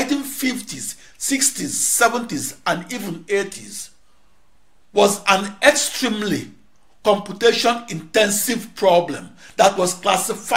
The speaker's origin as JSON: {"language": "English", "town": "Onitsha", "region": "Anambra", "country": "Nigeria", "tie": "born or raised there", "moved": "yes", "said": "my hometown of Onitsha, Nigeria"}